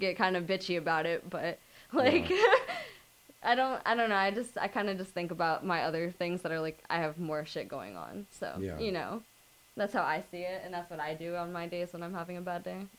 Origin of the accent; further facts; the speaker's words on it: Tampa, Florida, United States; now in Los Angeles, United States; Coming from Florida, living in L.A., personally, for me, being born and raised in Tampa, Florida, I've lived in, you know, the same kind of place that I live in now